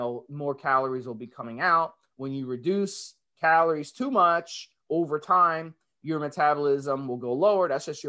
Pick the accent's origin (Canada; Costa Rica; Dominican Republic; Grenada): Dominican Republic; also born or lived in New York; now in United States; being someone who's from the Caribbean, Dominican Republic, growing up in New York